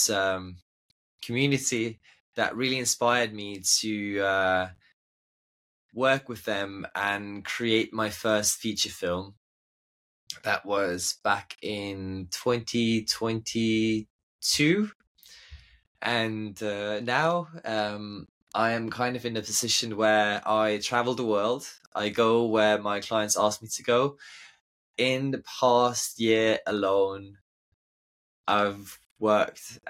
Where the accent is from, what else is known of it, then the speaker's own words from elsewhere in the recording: Estonia; moved away; growing up in Estonia is an absolute dream